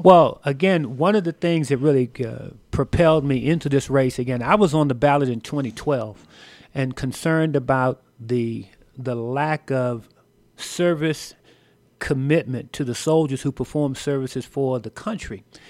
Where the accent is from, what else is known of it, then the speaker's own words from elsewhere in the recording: Washington, District of Columbia, United States; moved away as an adult; Washington, D C is my hometown. That's where I grew up, the nation's capital